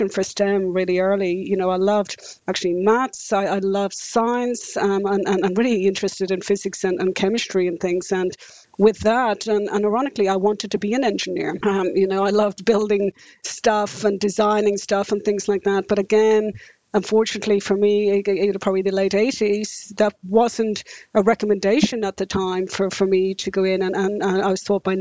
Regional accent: Ireland; moved away as an adult; now in New Zealand; I'm Irish. And for me, growing up in the 70s and 80s in rural Ireland

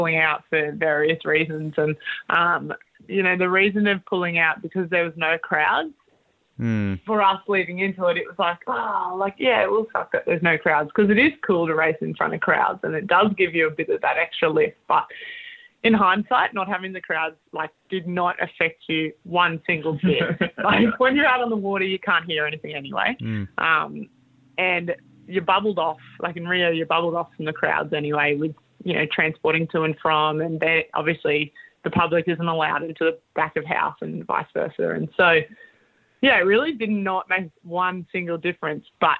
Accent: Australia; as Aussie athletes, we are given Australian pins

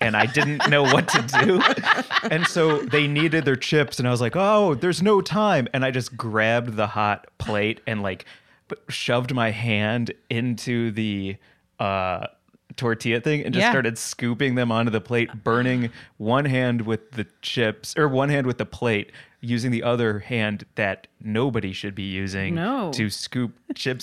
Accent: St. Louis, Missouri, United States; I grew up in St. Louis, Missouri.

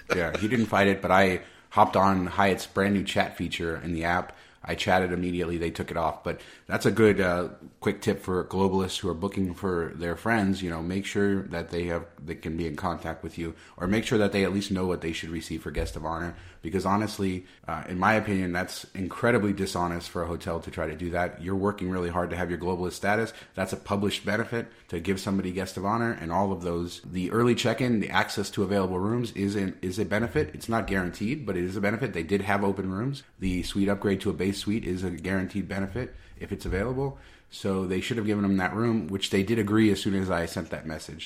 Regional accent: Las Vegas, Nevada, United States; in my hometown

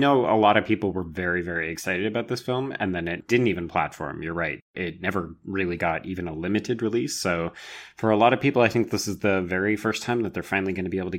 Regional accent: Canada; accent: Canadian; my Canadian accent

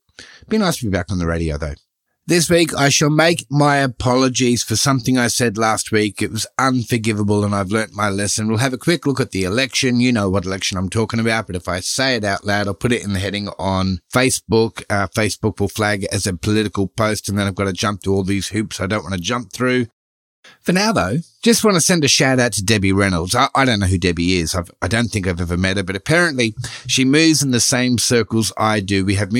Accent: Australia; Given I'm an Aussie

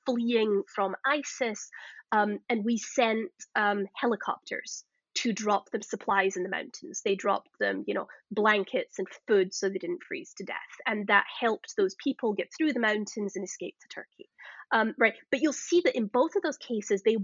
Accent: Glasgow, Scotland, United Kingdom; moved away; if you can't tell from my accent, I'm Scottish originally. I came from Glasgow

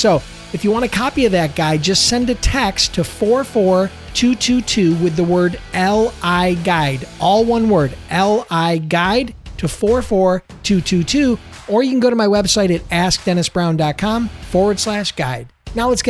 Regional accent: Buffalo, New York, United States; I'm from Buffalo.

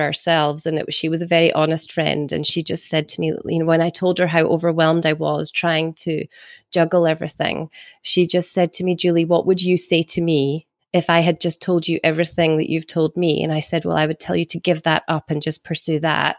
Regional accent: Scotland, United Kingdom; also born or lived in Carnoustie, Scotland; I'm from Scotland.

